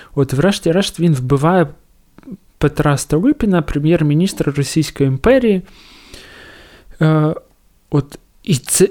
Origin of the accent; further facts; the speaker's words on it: Donetsk, Donetsk Oblast, Ukraine; moved away as an adult; я народився, виріс в Донецьку і поїхав е, звідти в кінці травня 2014